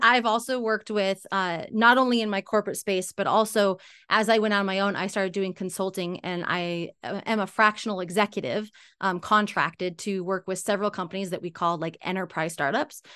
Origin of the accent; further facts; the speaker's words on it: Salt Lake City, Utah, United States; also born or lived in California; I'm from Salt Lake City, Utah, U S